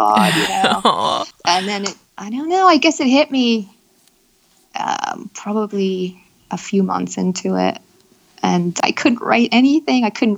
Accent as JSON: {"language": "English", "region": "Pennsylvania", "country": "United States", "tie": "born or raised there", "also_born_or_lived": "New York City", "moved": "as an adult", "lives_now": "London, United Kingdom", "said": "Pennsylvania. Small town. And then I lived in New York City for 10 years."}